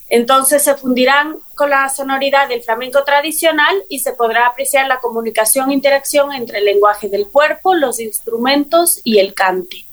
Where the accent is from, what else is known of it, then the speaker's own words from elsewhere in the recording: Quito, Pichincha, Ecuador; yo eh, nací en Quito, soy ah. quiteña